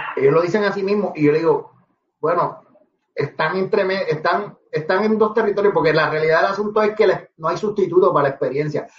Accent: Guaynabo, Puerto Rico; also born or lived in Manatí; yo soy de Guaynabo

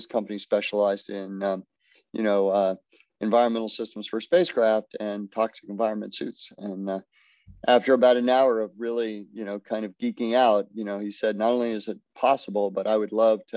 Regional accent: Florida, United States; I grew up in Florida

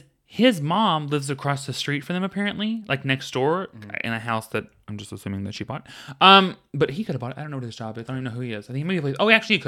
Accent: the South, United States; I grew up in the South. We've been making jam, girl.

